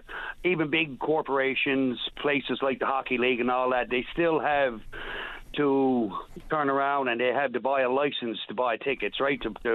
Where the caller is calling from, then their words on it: Newfoundland and Labrador, Canada; As a Canadian in Newfoundland and a hockey lover, why shouldn't I be able to purchase a ticket to be able to win the 50-50 draw?